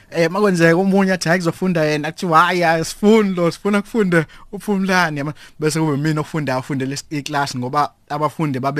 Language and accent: Zulu; Umlazi, KwaZulu-Natal, South Africa; also born or lived in Johannesburg / Pretoria; now in Durban, South Africa; insizwa edabuka eMlazi ngwasemlazi eh ngazalelwa khona eMlazi ngakhulela khona eMlazi